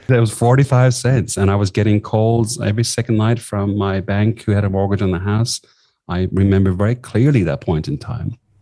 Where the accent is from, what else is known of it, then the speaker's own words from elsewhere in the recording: southwest of Ireland, Ireland; moved away as an adult; also born or lived in Sligo, Ireland / London, United Kingdom; now in Australia; I, grew up in the southwest of Ireland